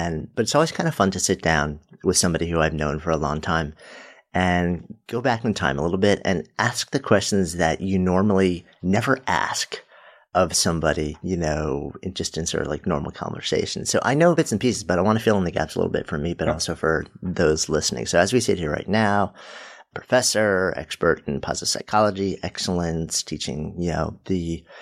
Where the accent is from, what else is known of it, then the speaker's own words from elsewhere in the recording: Pittsburgh, Pennsylvania, United States; moved away as an adult; Born and raised in Pittsburgh, a city that I still adore.